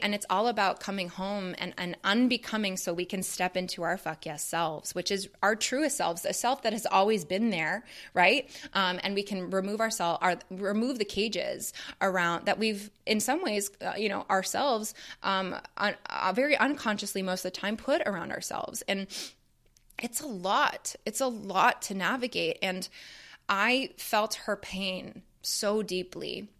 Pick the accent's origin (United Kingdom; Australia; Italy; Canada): Canada; I grew up in Canada